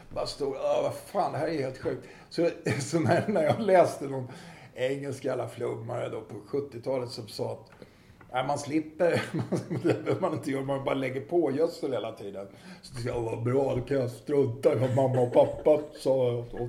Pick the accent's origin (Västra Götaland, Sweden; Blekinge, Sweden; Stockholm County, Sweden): Stockholm County, Sweden; Stockholm; I Farsta där jag växte upp var det ju väldigt klassblandat